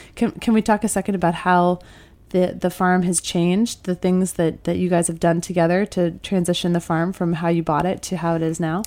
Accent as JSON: {"language": "English", "region": "Midwest", "country": "United States", "said": "I'm from the Midwest"}